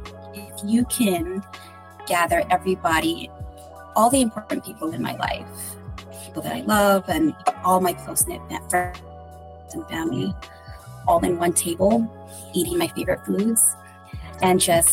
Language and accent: English; Philippines; now in United States; Well, I am Filipino.